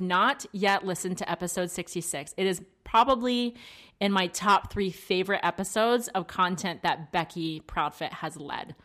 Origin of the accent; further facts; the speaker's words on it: East Coast, United States; we're both from the East Coast